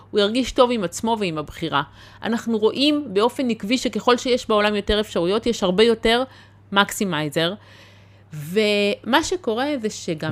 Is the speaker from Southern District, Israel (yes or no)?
no; the Krayot, Haifa District, Israel; גדלתי בקריות